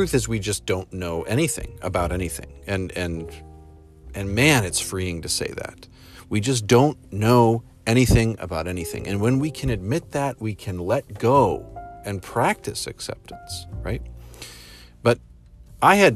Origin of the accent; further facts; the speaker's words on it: United States; I'm an American human